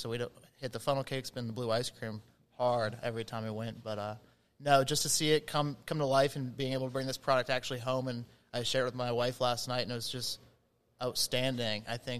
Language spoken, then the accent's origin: English; Loveland, Ohio, United States; I grew up in the Loveland area, and my first job was actually at Kings Island, I think 16 years ago now.